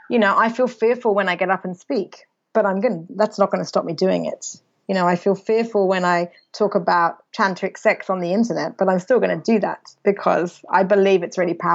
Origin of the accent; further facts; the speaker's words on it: England, United Kingdom; England actually where I'm originally from I might still be in my hometown with all my school friends who still all live there.